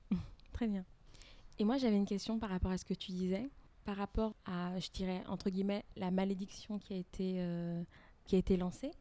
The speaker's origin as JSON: {"language": "French", "country": "Togo", "tie": "born or raised there", "moved": "yes", "said": "je suis née au Togo et ça faisait dix ans que je n'étais pas retournée"}